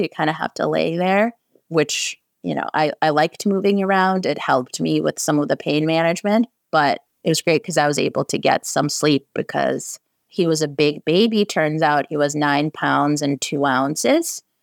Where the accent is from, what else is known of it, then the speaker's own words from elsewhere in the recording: San Francisco, California, United States; I'm from San Francisco